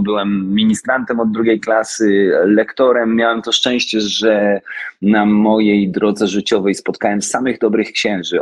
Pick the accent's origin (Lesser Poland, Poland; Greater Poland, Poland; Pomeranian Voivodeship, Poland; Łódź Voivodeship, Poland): Lesser Poland, Poland; Oświęcim; Ja wychowałem się w Oświęcimiu